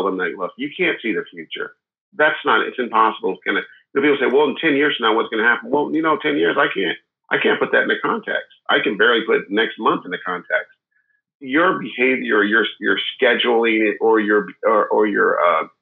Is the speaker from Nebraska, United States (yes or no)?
no; Milwaukee, Wisconsin, United States; now in California, United States; I grew up in Milwaukee, Wisconsin. I live in California now, but I've lived all over the world